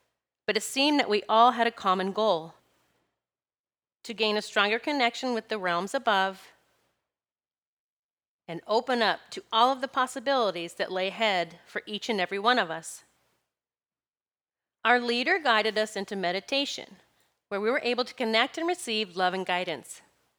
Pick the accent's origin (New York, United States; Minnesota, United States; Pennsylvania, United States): Pennsylvania, United States; I'm from Pennsylvania.